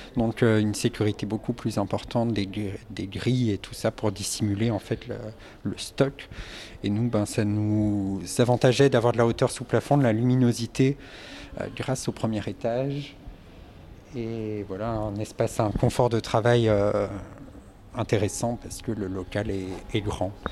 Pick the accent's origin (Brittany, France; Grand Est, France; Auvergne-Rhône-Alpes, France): Brittany, France; Morlaix; Je suis au, euh, Morlaisien depuis toujours. J'ai grandi ici.